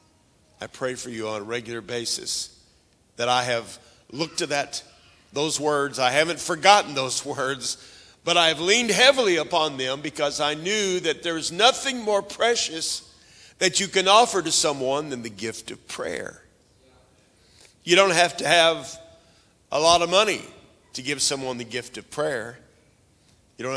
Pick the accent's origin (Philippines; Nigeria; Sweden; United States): United States; Oklahoma; I was raised up in Oklahoma, and right near where I was raised, just to the west of us, was a big lake called Lake Keystone